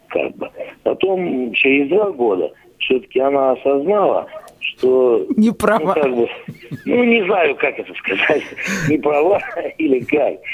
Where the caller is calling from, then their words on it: Moscow, Russia; Здравствуйте, добрый вечер. Я из Москвы.